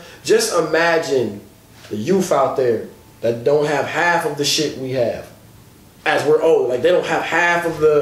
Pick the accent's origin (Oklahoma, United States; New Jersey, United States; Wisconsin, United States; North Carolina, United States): Wisconsin, United States; Milwaukee; I'm from Milwaukee